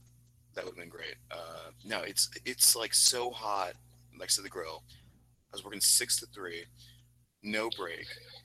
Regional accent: Ohio, United States; Jay and I are from Ohio.

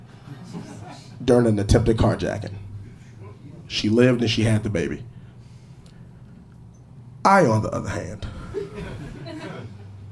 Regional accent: St. Louis, Missouri, United States; I grew up in St. Louis

